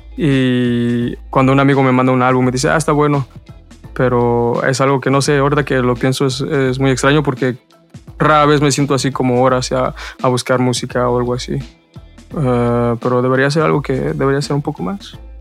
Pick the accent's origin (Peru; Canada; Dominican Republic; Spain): Canada; Montreal, Quebec; also born or lived in Mexico; soy mexicano, pero crecí, crecí en Montreal, me mudé muy, muy chico con mi familia